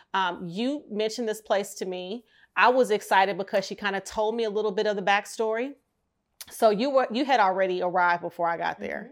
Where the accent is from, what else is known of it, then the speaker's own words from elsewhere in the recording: Detroit, Michigan, United States; my hometown of Detroit